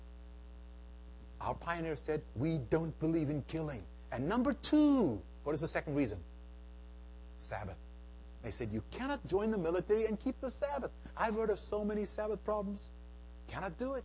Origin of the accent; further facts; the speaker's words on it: South Africa; moved away as an adult; now in United States; I was born and raised in South Africa